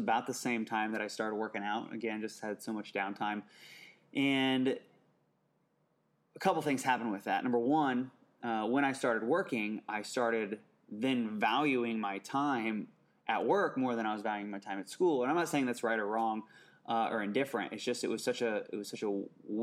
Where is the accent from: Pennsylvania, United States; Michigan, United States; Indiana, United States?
Indiana, United States; Indianapolis; I grew up in Indianapolis, Indiana